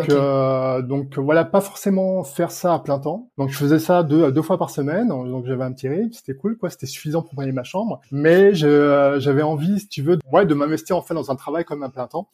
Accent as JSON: {"language": "French", "town": "Nantes", "region": "Pays de la Loire", "country": "France", "moved": "as an adult", "lives_now": "Berlin, Germany", "said": "je viens donc de la région nantaise"}